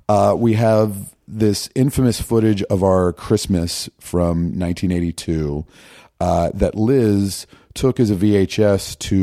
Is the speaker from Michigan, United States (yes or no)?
no; Virginia, United States; I grew up in Northern Virginia, DC suburbs.